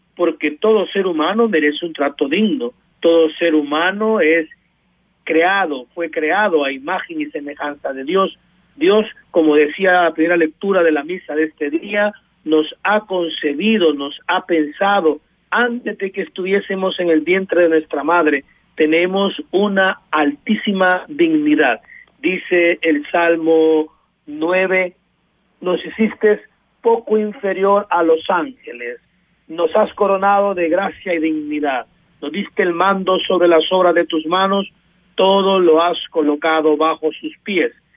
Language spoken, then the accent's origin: Spanish; El Salvador; como salvadoreños